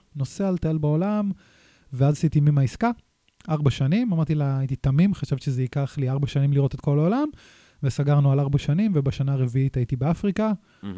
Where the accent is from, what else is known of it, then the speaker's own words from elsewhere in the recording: Nahariya, Northern District, Israel; moved away as an adult; גדלתי בנהריה, ההורים שלי גרושים.